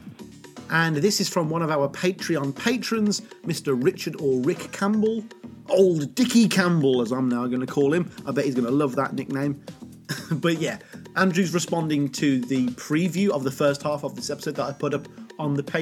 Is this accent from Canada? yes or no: no; Poland; I'm from Poland